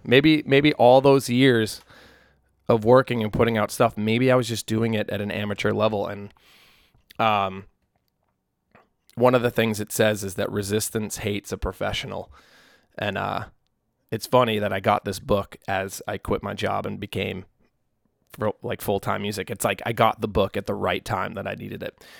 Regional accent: New England, North Shore of Massachusetts, United States; now in Nashville, United States; I grew up in New England

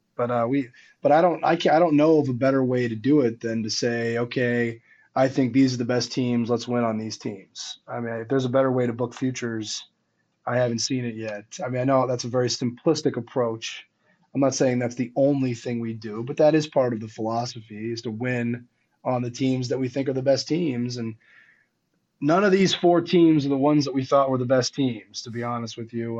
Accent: Washington, District of Columbia, United States; where the Wizards played, in my hometown.

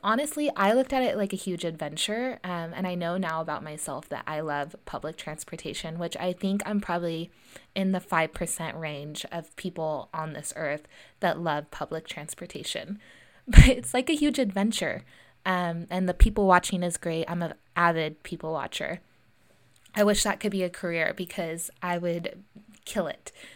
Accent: Lincoln, California, United States; also born or lived in Santa Cruz, California; I grew up in Lincoln, California, uh, and I went to Lincoln High School

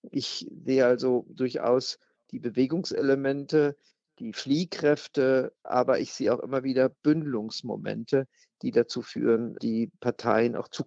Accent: West Germany, Germany; Als Westdeutsche hat uns noch niemals zuvor einer so intensiv Freiheit genommen.

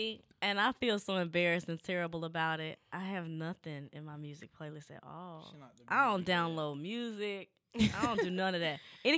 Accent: Dallas, Texas, United States; Yeah, well, I'm from Dallas. You know, I grew about maybe 15 minutes from his church.

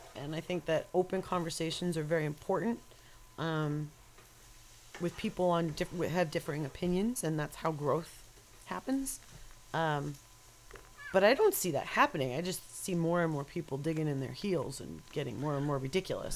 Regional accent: New York, United States; accent: New York; moved away; Maybe it was the area I was brought up in when I was growing up in New York

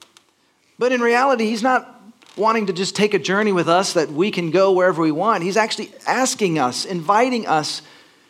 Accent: Texas, United States; moved away as an adult; also born or lived in Los Angeles; I grew up in Texas, and my parents made me go to church

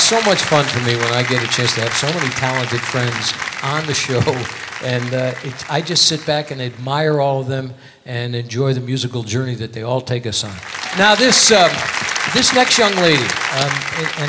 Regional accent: Connecticut, United States; now in Las Vegas, United States; I'm from Connecticut originally

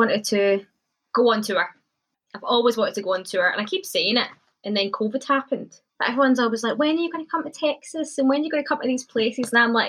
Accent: Scotland, United Kingdom; moved away; I honestly am the proudest Scottish person ever.

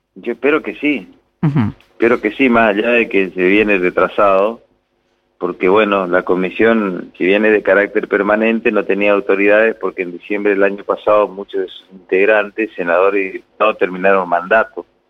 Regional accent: Presidencia Roca, Chaco, Argentina; Yo soy nacido en Roca, residencia Roca, departamento San Martín. Y mi familia está ahí

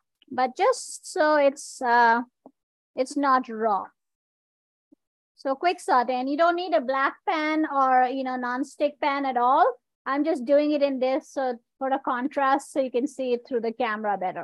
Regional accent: India; I'm an Indian

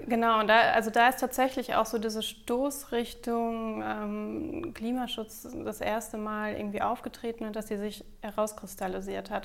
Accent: Bad Driburg, North Rhine-Westphalia, Germany; Ich bin in Bad Triburg auf dem Xava zur Schule gegangen

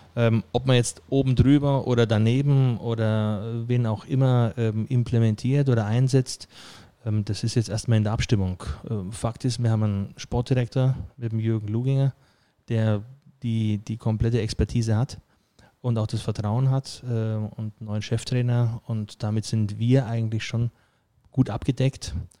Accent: Friedberg, Bavaria, Germany; moved away; also born or lived in Merzig; gebürtiger Bayer aus Friedberg bei Augsburg kommend und natürlich versuche ich Hochdeutsch zu sprechen.

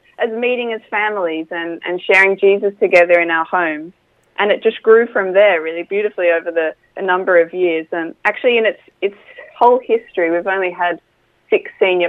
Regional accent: Australia; now in Bournemouth, United Kingdom; coming from Australia where everything's, you know, young and fresh

